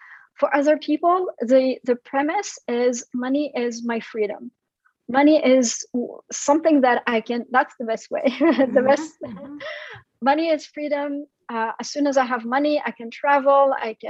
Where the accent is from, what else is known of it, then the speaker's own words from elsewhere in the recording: France; born there; I come from an immigrant family. So my family is originally from Syria, and I was born in France.